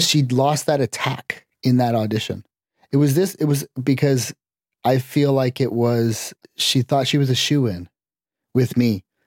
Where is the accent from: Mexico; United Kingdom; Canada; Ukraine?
Canada; I grew up in Canada